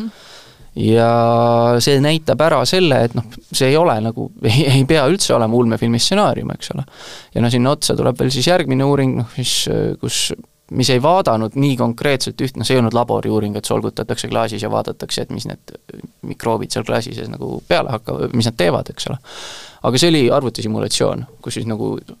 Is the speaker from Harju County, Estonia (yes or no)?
yes; Tallinn, Harju County, Estonia; sünnilt olen Tallinnast, hetkel elan Tallinnast kaugemal